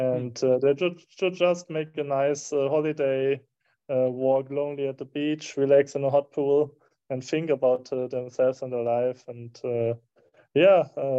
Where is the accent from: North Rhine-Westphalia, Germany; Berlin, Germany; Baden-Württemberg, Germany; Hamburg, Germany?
North Rhine-Westphalia, Germany; Herford; moved away; I did it in my hometown in Germany, in Herford